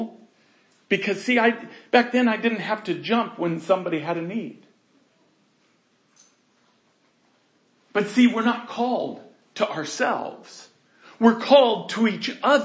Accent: United States; we were raised in America

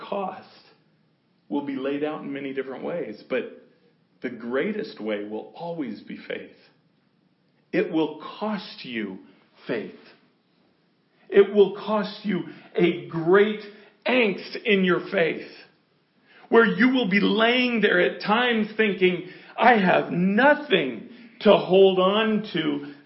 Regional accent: United States; we're American.

